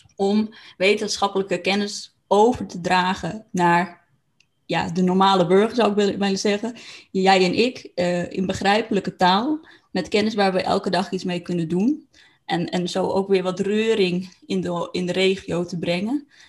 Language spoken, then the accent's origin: Dutch; Franeker, Friesland, Netherlands; moved away; dat ik terug in Franeker was, terug naar mijn eigen plek van herkomst